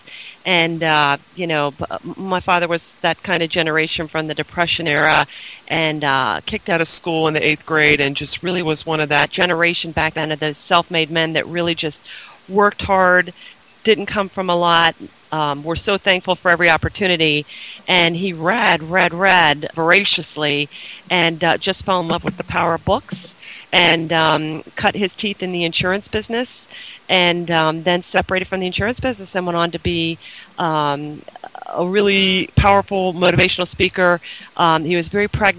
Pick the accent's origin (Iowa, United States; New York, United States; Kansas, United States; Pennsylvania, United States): Pennsylvania, United States; Harrisburg; also born or lived in Austin, Texas / St. Louis, Missouri; I'm from Harrisburg, Pennsylvania